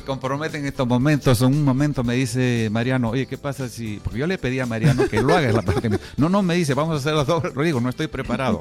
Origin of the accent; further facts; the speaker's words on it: Peru; yo estoy haciendo como peruano